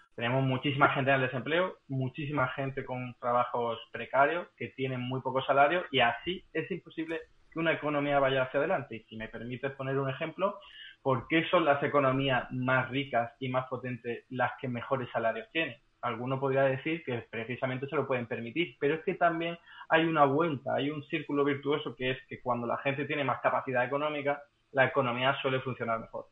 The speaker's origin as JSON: {"language": "Spanish", "town": "Málaga", "region": "Andalusia", "country": "Spain", "moved": "yes", "lives_now": "Madrid, Spain", "said": "para un malagueño"}